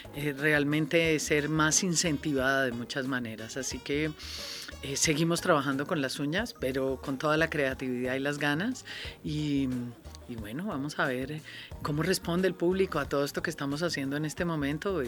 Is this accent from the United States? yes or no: no; Colombia